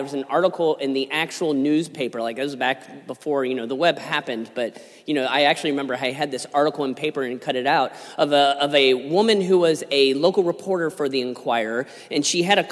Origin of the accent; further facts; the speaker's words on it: Cincinnati, Ohio, United States; I'm a born and raised lifelong Cincinnatian